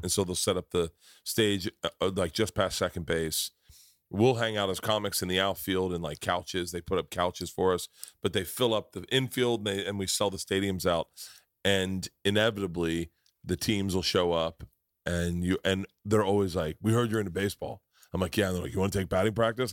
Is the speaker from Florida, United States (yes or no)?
yes; Tampa, Florida, United States; moved away; also born or lived in New York; I grew up in Tampa.